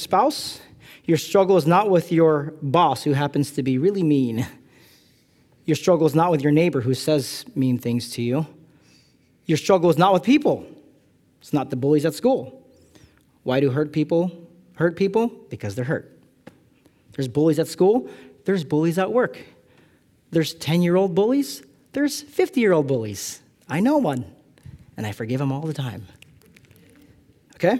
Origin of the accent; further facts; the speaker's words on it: California, United States; I'm from California